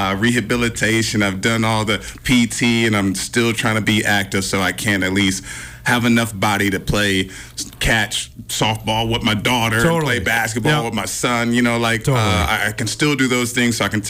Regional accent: West Coast, United States; I'm still from West Coast.

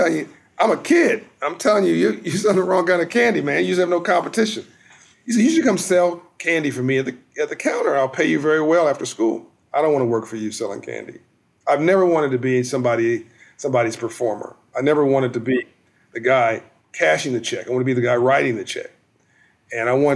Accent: Compton, California, United States; born or raised there

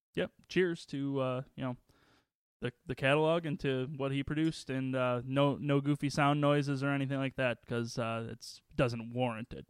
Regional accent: Waukegan, Illinois, United States; when I was growing up in Waukegan

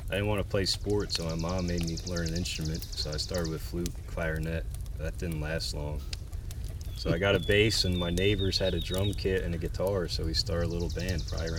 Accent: Jackson, New Jersey, United States; I've been here for my whole life, just moved down the road a few miles.

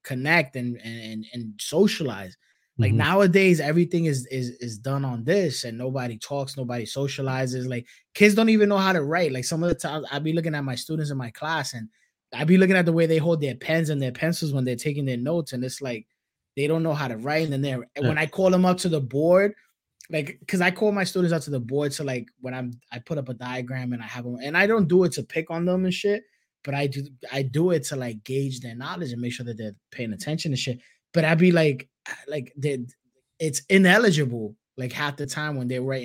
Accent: New York City, New York, United States; growing up in Brooklyn when I started high school

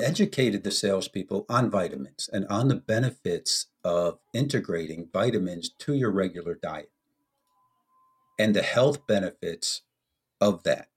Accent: United States; moved away as an adult; also born or lived in Italy; as an American

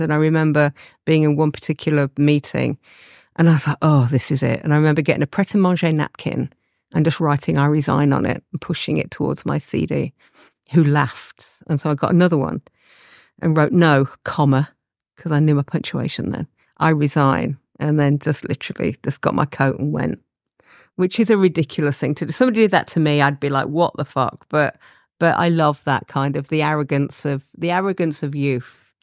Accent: Leicester, East Midlands, United Kingdom; I'm from Leicester. Uh, my mum and dad had a store on Leicester Market

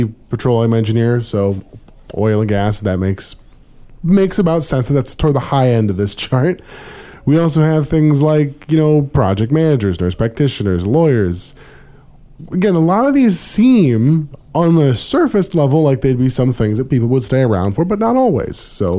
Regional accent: Anchorage, Alaska, United States; to reminisce on my childhood of growing up in Anchorage

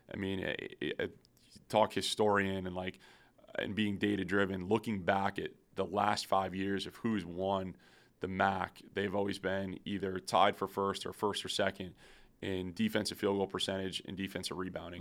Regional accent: Syracuse, New York, United States; now in Akron, United States; I grew up in Syracuse, New York

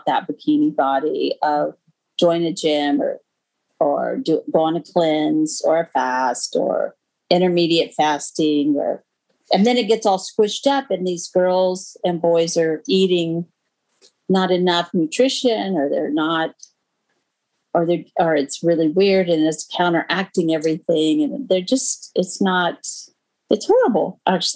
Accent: United States; I'm American

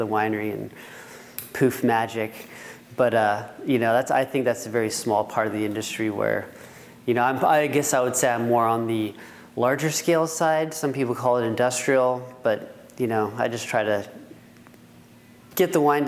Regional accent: Healdsburg, California, United States; moved away; also born or lived in Fresno, California; I grew up in Hillsburg, California. Went to Hillsburg High School.

